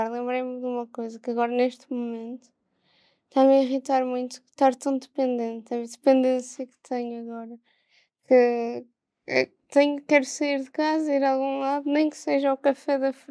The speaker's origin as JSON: {"language": "Portuguese", "town": "Porto", "region": "Norte", "country": "Portugal", "said": "Do Porto."}